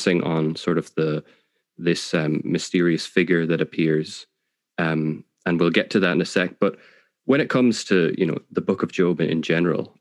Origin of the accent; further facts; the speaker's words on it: Ireland; as Irish people